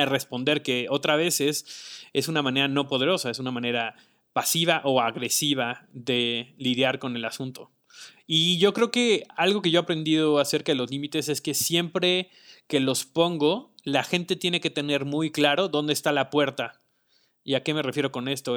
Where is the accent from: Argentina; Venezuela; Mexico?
Mexico; como cultura mexicana